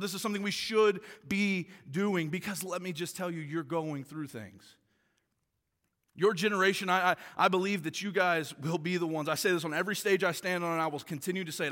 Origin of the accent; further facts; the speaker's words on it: Tulsa, Oklahoma, United States; moved away as an adult; now in Michigan, United States; I grew up in Tulsa, Oklahoma, played football all my life